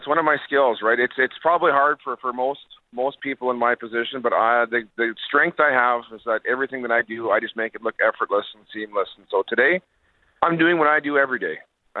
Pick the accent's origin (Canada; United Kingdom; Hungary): Canada; Winkler, Manitoba; I did, buddy. I lived close to Winnipeg.